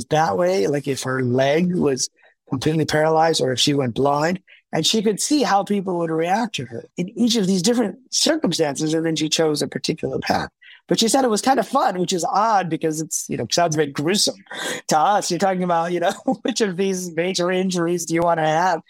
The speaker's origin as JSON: {"language": "English", "region": "Midwest", "country": "United States", "tie": "born or raised there", "also_born_or_lived": "Pakistan", "said": "I was born in Pakistan, but, you know, my parents came to, my dad went to France and then to America when I was really young. And then we came over and I grew up, you know, in the Midwest"}